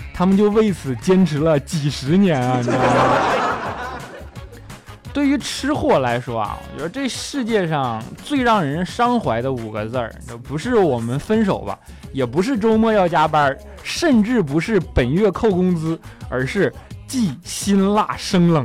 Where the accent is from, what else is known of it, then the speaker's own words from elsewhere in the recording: northern China, China; now in Shanghai, China; 我是一个北方人啊，即便来了上海这么多年了